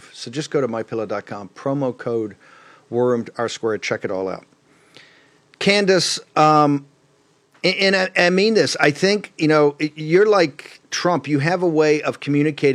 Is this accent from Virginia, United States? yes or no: yes; Virginia, United States; I'm from the South and from Virginia